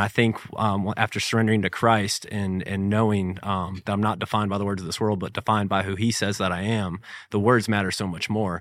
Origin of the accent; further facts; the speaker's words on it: Jacksonville, Florida, United States; growing up in the Beaches area here